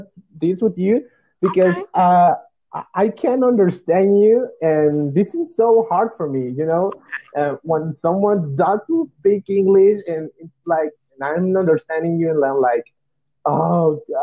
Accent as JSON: {"language": "English", "country": "Guatemala", "second_language": "English", "said": "I'm a Latino. I'm from Guatemala"}